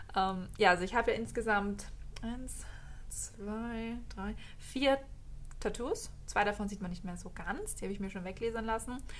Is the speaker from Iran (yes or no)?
no; Austria; wie man bei uns in Österreich sagt